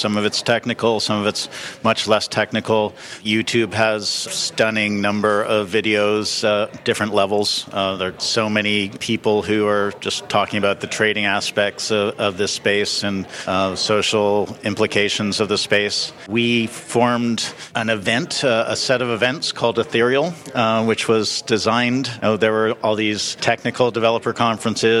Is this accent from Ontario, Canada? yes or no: yes; Toronto, Ontario, Canada; moved away; also born or lived in Jamaica; We're both from Toronto. I was back home visiting my family